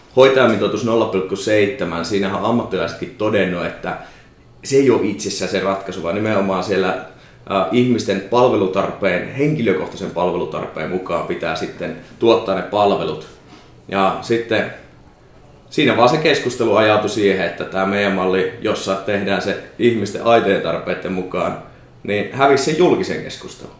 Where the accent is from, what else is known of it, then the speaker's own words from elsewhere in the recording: Savonia, Finland; moved away; also born or lived in Pirkanmaa; mä oon Savosta